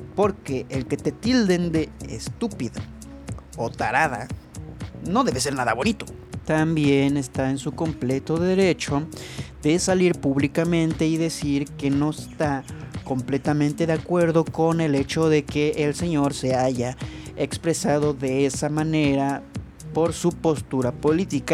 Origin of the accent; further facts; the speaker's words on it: Chihuahua, Mexico; Yo soy de Chihuahua